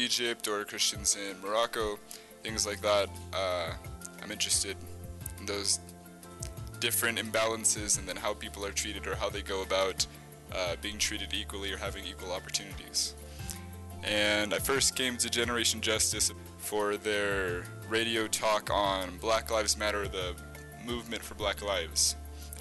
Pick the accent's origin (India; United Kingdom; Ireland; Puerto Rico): Puerto Rico; moved away as an adult; also born or lived in Atlanta, Georgia; now in New Mexico, United States; I was born in Atlanta, Georgia, raised in Puerto Rico, and then I came here for university